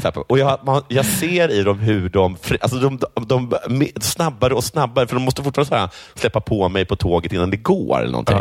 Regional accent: Sweden; Jag svarar svensk

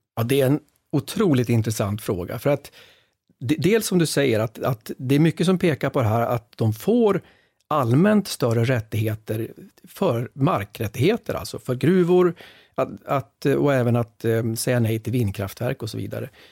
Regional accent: Västerbotten County, Sweden; jag är själv från Västerbotten

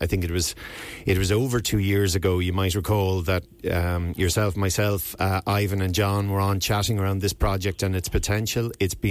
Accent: North Wexford, Leinster, Ireland; I suppose I'm from North Wexford

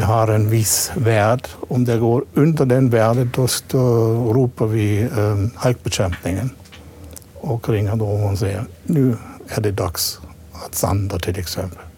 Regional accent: Black Forest, Baden-Württemberg, Germany; Swedish is a second language; moved away as an adult; also born or lived in Småland, Sweden; now in Masugnsbyn, Sweden; Jag kommer ursprungligen från Schwarzwald, Tyskland

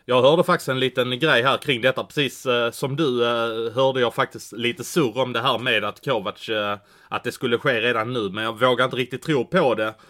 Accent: Malmö, Skåne, Sweden; det finns ju en sportchef här i min hemstad som jag jobbar väldigt nära och det är ju Patrik Sylvegård

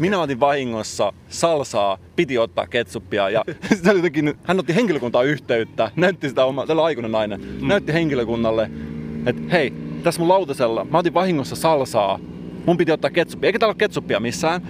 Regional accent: Salo, Southwest Finland, Finland; Mä itse tunnen tämän paikan hyvin, koska olen kotoisin sieltä seuralta

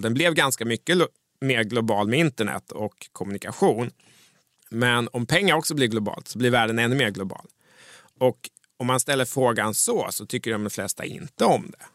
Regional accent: Mjölby, Östergötland, Sweden; När jag växte upp i Mjölby

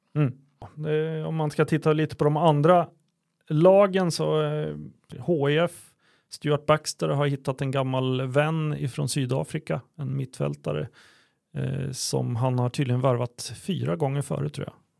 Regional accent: Örebro, Örebro County, Sweden; som örebroare

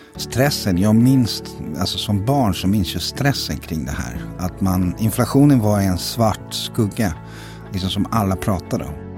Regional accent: Zenica, Federation of Bosnia and Herzegovina, Bosnia & Herzegovina; now in Sweden; Jag kommer från Zenica som är i centrala Bosnien

